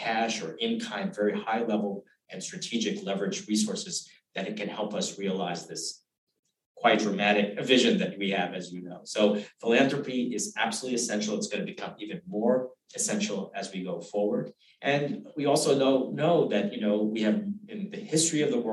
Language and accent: English; Uganda; also born or lived in Kenya; now in United States; I was born in Uganda. I was a fourth generation Uganda and Kenya